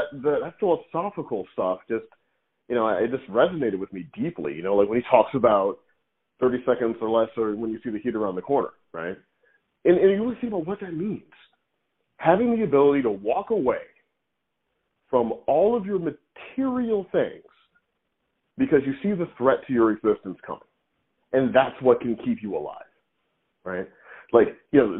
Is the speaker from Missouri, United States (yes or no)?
yes; Missouri, United States; moved away; also born or lived in New York; I grew up in Missouri